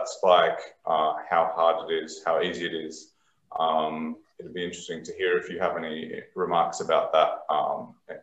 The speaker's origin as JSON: {"language": "English", "country": "Australia", "moved": "yes", "said": "as an Australian outside"}